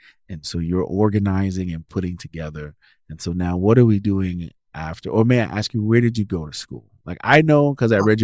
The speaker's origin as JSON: {"language": "English", "town": "New York City", "region": "New York", "country": "United States", "also_born_or_lived": "Sioux City, Iowa", "moved": "as an adult", "said": "I'm originally from New York City"}